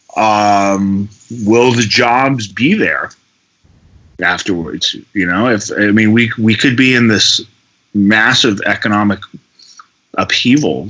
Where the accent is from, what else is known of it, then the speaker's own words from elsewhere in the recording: Berkeley, California, United States; I grew up near the Berkeley Oakland border